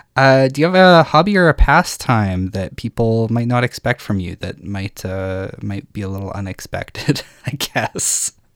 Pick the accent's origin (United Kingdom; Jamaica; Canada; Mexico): Canada; Saskatchewan; I'm from Saskatchewan